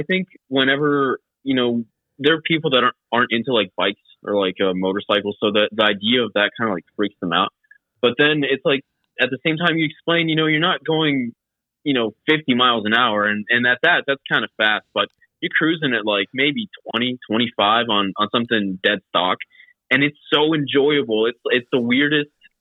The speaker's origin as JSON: {"language": "English", "town": "Dallas", "region": "Texas", "country": "United States", "also_born_or_lived": "Austin, Texas", "said": "I am from Dallas, Texas"}